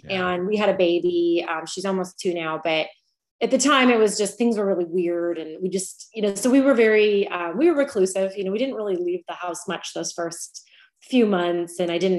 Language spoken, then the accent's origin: English; San Francisco, California, United States; moved away as an adult; also born or lived in Dallas, Texas / Spain / Denver, Colorado; now in Nashville, United States; So I grew up in San Francisco. I'm actually a Californian, lived there for most of my life. And then about 7 years ago, my husband and I left for his work.